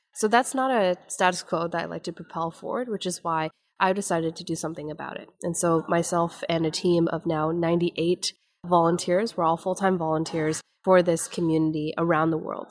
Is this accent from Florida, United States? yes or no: no; Menomonie, Wisconsin, United States; moved away; grew up in small town in upper northwestern Wisconsin